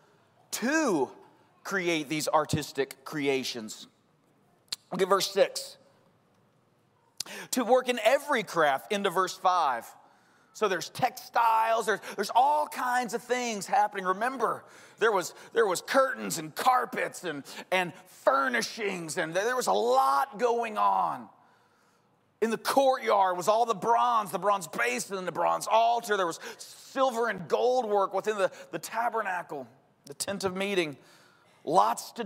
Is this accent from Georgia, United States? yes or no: yes; Georgia, United States; accent: Georgia; my Georgia accent